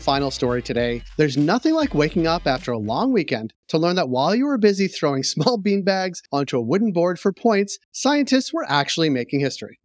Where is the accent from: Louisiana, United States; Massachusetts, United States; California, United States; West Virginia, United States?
Massachusetts, United States; Natick; If you grew up in the western suburbs of Boston, you will know that a bridge over Route nine in Natick, Massachusetts